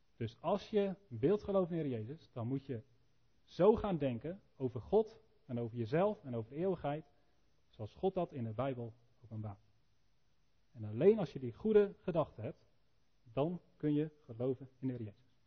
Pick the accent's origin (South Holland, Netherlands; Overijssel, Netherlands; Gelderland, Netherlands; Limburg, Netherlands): Gelderland, Netherlands; Elspeet; Nou, ik kom uit Elspeet